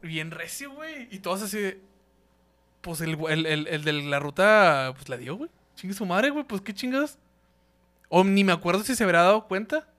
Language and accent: Spanish; Ciudad Juárez, Chihuahua, Mexico; nosotros somos de, de Ciudad Juárez, güey, de Ciudad Juárez.